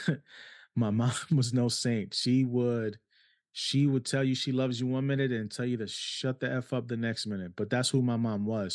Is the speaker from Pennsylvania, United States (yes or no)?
no; New York City, New York, United States; moved away; also born or lived in Cleveland, Ohio; I grew up in New York City